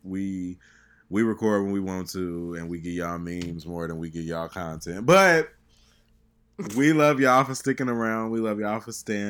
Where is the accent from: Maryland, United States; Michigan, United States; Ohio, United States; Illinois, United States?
Illinois, United States; Chicago; I grew up in Chicago